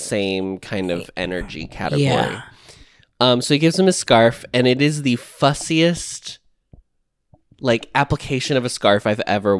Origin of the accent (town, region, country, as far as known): United States